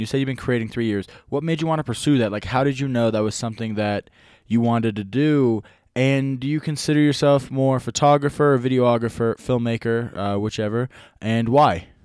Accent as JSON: {"language": "English", "region": "small town in Nevada", "country": "United States", "said": "I'm from a small town in Nevada."}